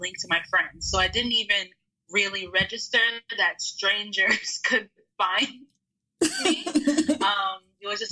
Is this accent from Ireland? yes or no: no; Texas, United States; also born or lived in Austin, Texas; I consider myself a Texan now. I've been here since I was 12